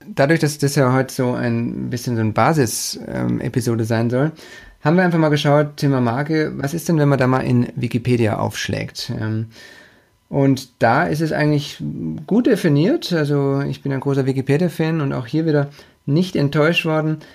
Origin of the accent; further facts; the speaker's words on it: Stuttgart, Baden-Württemberg, Germany; Von München in meine Heimat nach Stuttgart